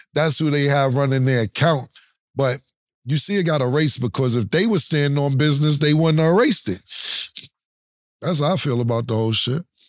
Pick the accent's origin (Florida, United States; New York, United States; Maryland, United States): New York, United States; me and Mason, we're from New York